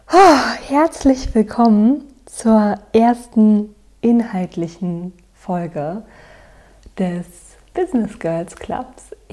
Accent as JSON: {"language": "German", "region": "Berlin", "country": "Germany", "tie": "born or raised there", "also_born_or_lived": "Cologne", "said": "also ich habe in Köln studiert, ich bin wieder zurück nach Berlin gegangen in meine Mutterstadt, in meiner Heimat"}